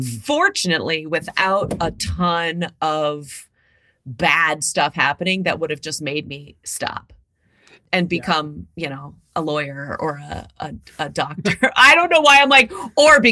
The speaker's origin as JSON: {"language": "English", "town": "Mansfield", "region": "Ohio", "country": "United States", "tie": "born or raised there", "moved": "yes", "said": "I grew up in Mansfield, Ohio."}